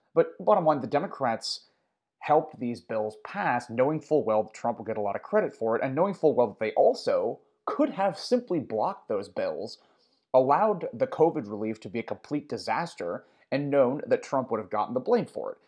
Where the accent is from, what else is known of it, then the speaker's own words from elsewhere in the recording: United States; as an American